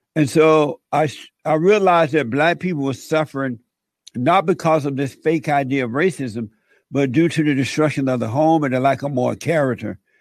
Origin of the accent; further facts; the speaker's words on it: Alabama, United States; I grew up in Alabama on a plantation